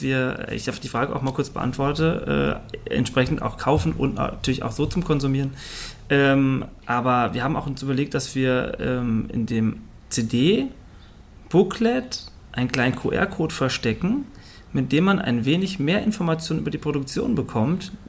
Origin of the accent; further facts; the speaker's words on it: Fulda, Hesse, Germany; ich komme zwar aus Fulda